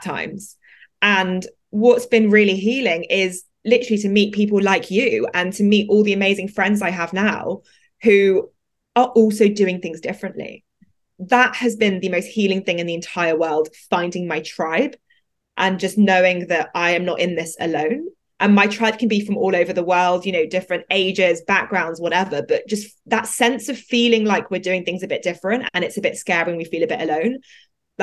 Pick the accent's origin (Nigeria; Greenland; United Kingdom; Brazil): United Kingdom; London; I grew up in London in a particular, not very like Indian part of London